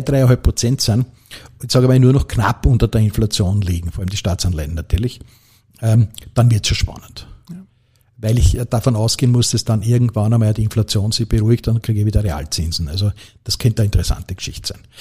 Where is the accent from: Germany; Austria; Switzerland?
Austria; Lower Austria; ich bin halt als Niederösterreicher